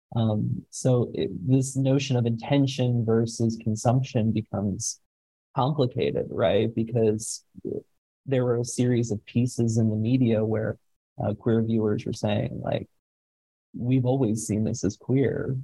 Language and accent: English; United States; as a working class kid growing up in the United States